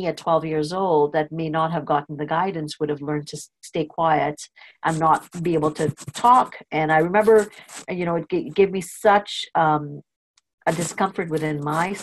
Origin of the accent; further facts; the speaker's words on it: Trinidad & Tobago; I was born in Trinidad. I went to a British school system, was very strict. And I was in standard 5. So I must have been about 12 years old